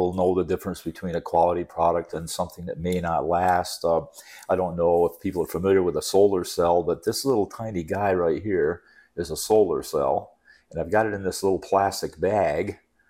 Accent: New York, United States; moved away as an adult; Yeah, so I came down from the Adirondack Mountains in upstate New York, 1970, to go to Embry-Riddle Aeronautical University, learn how to fly.

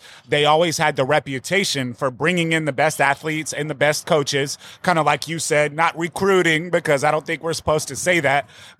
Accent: Dayton, Texas, United States; moved away; When I grew up in Dayton, I did graduate from Dayton High School.

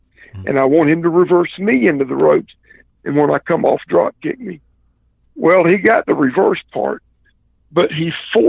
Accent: the South, United States; And I'm from the South, man, and if something hurts, the way you fix it is you get a goodie powder.

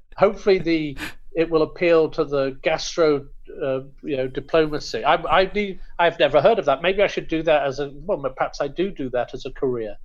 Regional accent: United Kingdom; I'm obviously British, uh, British Indian or Anglo Indian

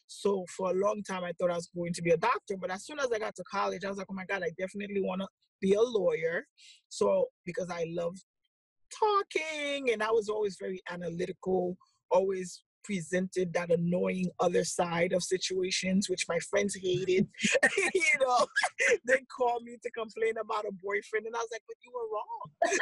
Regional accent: Haiti; moved away; I'm originally from Haiti

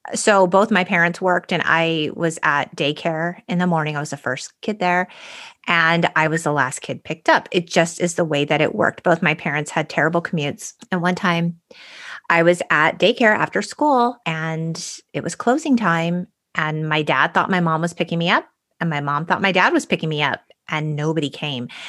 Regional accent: San Gabriel Valley, California, United States; We grew up in the San Gabriel Valley

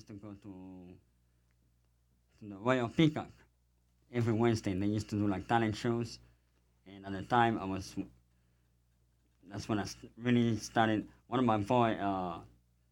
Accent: France; moved away as an adult; also born or lived in Africa; now in United States; I grew up in France

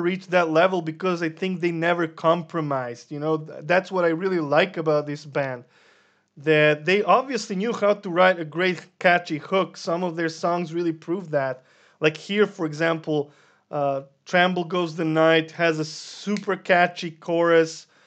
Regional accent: Serbia; we're from Serbia

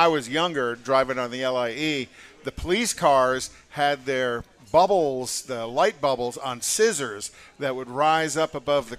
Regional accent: Westchester County, New York, United States; I'm a Westchester County guy.

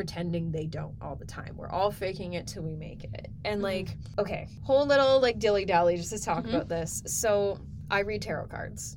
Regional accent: Edmonton, Alberta, Canada; we grew up here in Edmonton together

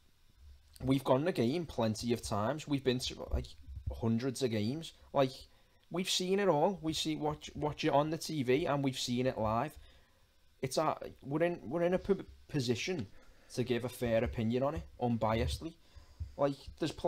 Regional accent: Liverpool, North West England, United Kingdom; also born or lived in Walton, Liverpool; now in Liverpool, United Kingdom; I was raised in Anfield, went to Scotty, now I'm in Walton. I don't live in Walton now

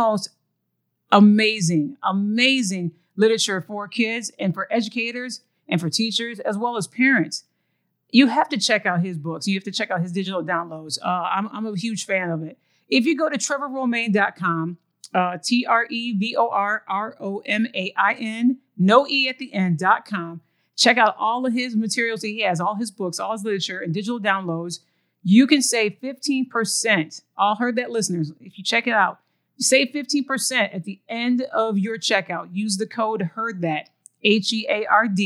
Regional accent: Michigan, United States; now in Texas, United States; I'm originally from the Mitten State

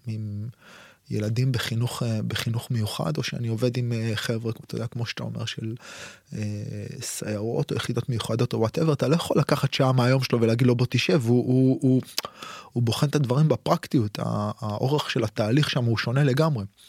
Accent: Israel; אצלנו בישראל

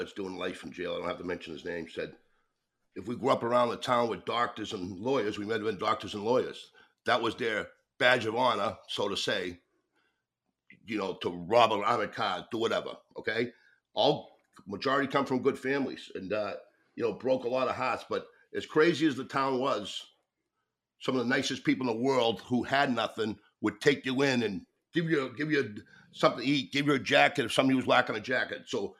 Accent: Boston, Massachusetts, United States; I grew up in Hay Square, which was near the projects, right outside liquor store.

